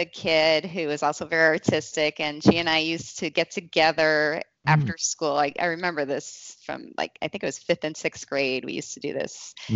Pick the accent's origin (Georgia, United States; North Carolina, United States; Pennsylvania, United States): Pennsylvania, United States; Kingston; now in Cleveland, United States; I was in a youth group growing up in Kingston, Wilkes-Barre